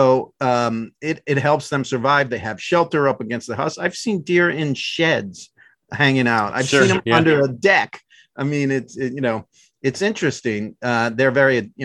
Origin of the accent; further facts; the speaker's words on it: Maryland, United States; moved away; also born or lived in outside of Boston, Massachusetts; I grew up in Maryland